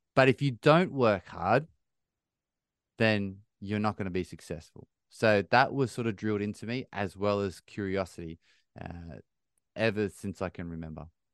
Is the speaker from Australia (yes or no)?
yes; Bathurst, New South Wales, Australia; now in United Kingdom; I grew up in a small country town, three and a half hours northwest of Sydney in Australia, little town called Bathurst